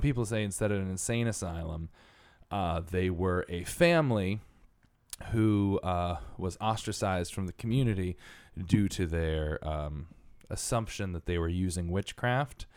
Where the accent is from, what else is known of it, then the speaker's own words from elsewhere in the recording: Connecticut, United States; I'm from Connecticut